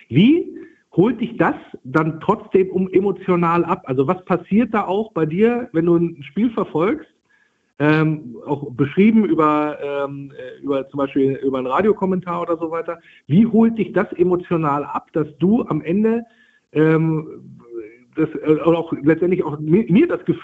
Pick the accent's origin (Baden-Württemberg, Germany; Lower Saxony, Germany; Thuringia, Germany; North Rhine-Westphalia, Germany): Lower Saxony, Germany; Wolfsburg; Also ich bin in Wolfsburg geboren und aufgewachsen, bin dann aber zum Studium und für die ersten Jobs in den Norden weitergezogen, so mit den Fahrten Bremen, Oldenburg, die Ecke.